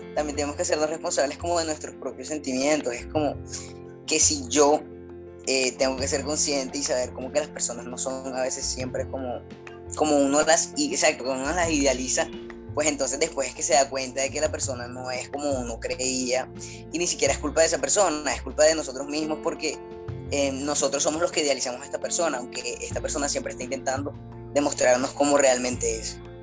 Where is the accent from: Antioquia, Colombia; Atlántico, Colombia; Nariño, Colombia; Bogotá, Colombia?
Atlántico, Colombia; Barranquilla; como siempre acompañándoles de Barranquilla. Acá les mando un saludo desde mi tierrita caliente